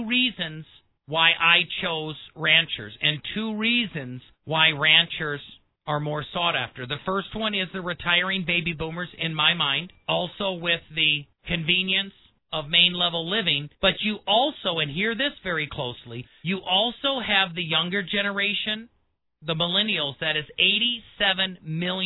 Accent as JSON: {"language": "English", "region": "Midwest", "country": "United States", "tie": "born or raised there", "said": "I grew up in the Midwest"}